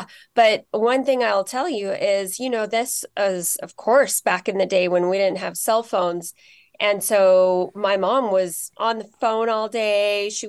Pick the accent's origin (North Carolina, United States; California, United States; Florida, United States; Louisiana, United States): California, United States; also born or lived in Los Angeles; now in Seattle, United States; And then we moved up to the Bay Area, Silicon Valley, when I was a year old. And that's where I grew up before college, back in LA, and then back to Silicon Valley.